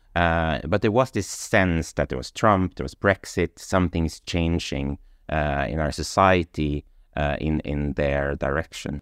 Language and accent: English; Sweden; moved away as an adult; also born or lived in London; I come from Sweden